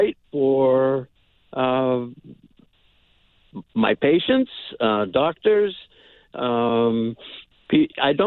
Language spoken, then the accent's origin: English; Barnstable, Massachusetts, United States; I grew up mostly on Cape Cod in Barnstable Village